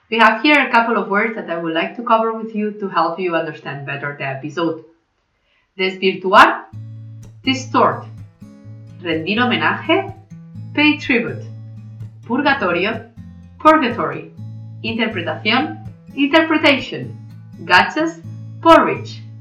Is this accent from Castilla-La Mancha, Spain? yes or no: no; Catalonia, Spain; Soy un poco biased, como dicen los ingleses, porque soy catalana, pero realmente si no los habéis probado, deberíais.